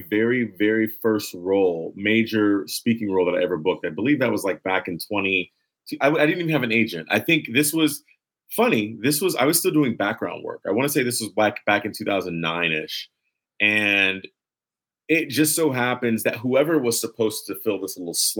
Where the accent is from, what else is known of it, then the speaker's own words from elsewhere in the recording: Los Angeles, California, United States; Los Angeles. I'm from here